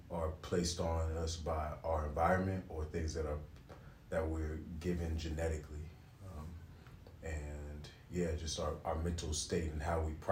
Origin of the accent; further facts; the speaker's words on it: California, United States; now in Paris, France; Uh, originally from uh, California, but you know, live here in Paris now. Uh, I'm of Jamaican descent.